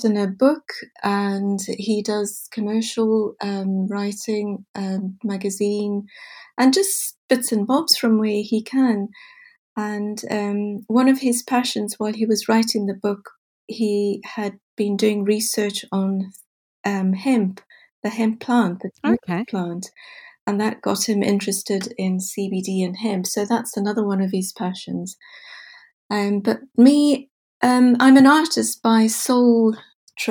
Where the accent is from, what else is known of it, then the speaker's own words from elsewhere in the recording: Bulawayo, Zimbabwe; moved away as an adult; also born or lived in Botswana; now in Pencaitland, United Kingdom; my home birth town, which is Bulawayo in Zimbabwe